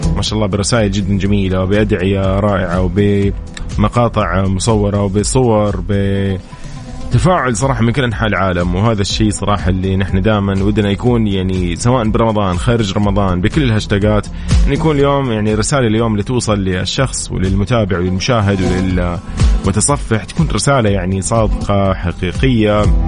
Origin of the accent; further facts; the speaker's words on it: Saudi Arabia; عندنا في السعودية